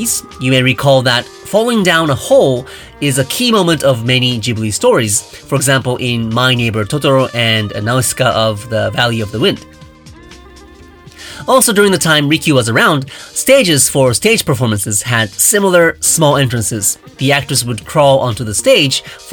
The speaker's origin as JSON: {"language": "English", "country": "Japan", "tie": "born or raised there", "said": "I grew up in Japan"}